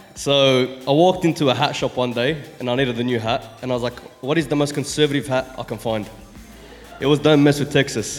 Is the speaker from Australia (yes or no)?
yes; Sydney, New South Wales, Australia; I'm 27, from Sydney, Chester Hill